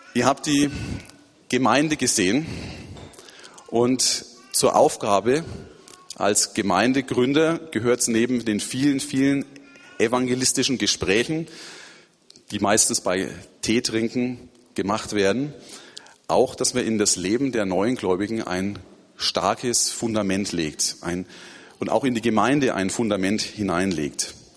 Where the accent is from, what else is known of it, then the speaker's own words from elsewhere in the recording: Erlangen, Bavaria, Germany; moved away as an adult; now in Turkey; Es ist schön, wieder in Erlangen zu sein, meiner Geburtsstadt